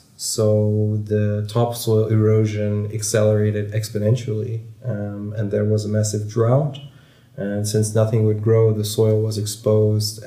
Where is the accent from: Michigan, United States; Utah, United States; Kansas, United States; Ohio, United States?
Kansas, United States; now in The Hague, Netherlands; Growing up in Kansas